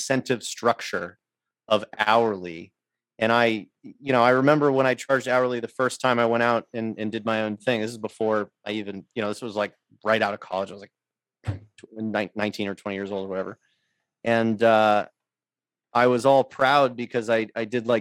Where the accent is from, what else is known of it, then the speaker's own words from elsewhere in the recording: Jupiter, Florida, United States; moved away; I grew up in Jupiter.